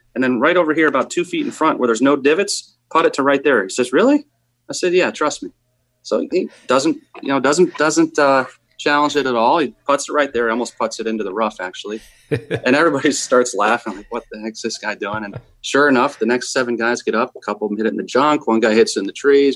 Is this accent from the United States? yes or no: yes; New Jersey, United States; I was from New Jersey